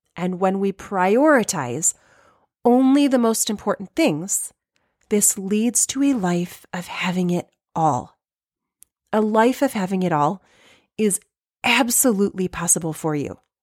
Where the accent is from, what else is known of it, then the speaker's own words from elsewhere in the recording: Michigan, United States; if I'm from Michigan